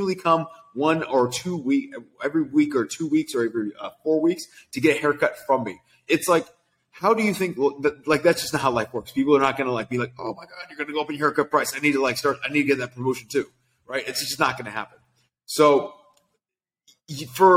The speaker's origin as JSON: {"language": "English", "town": "Sacramento", "region": "California", "country": "United States", "tie": "born or raised there", "moved": "as an adult", "lives_now": "Los Angeles, United States", "said": "I grew up in Sacramento, California"}